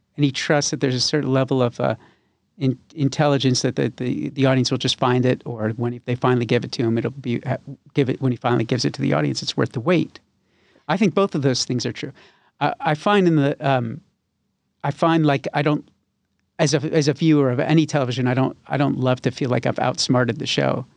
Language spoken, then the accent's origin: English; West Hartford, Connecticut, United States; also born or lived in Glastonbury; now in Nashville, United States; I was born in Hartford and I grew up in West Hartford and Glastonbury